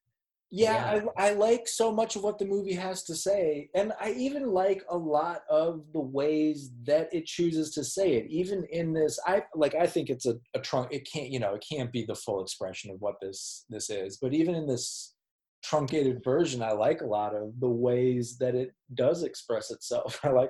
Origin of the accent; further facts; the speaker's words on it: Minneapolis, Minnesota, United States; I'm a Minneapolis dude